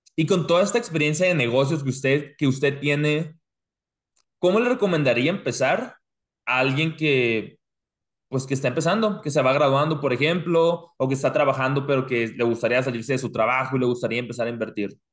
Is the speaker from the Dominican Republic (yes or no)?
no; Mexico; now in United States; nosotros como mexicanos, y yo me incluyo